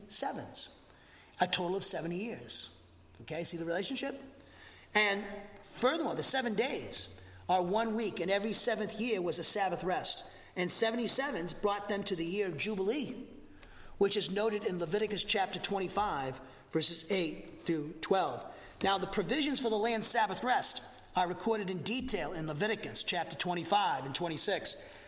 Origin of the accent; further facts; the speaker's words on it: Massachusetts, United States; now in Huntsville, United States; I'm from Massachusetts too, okay? I talk too much, talk too fast.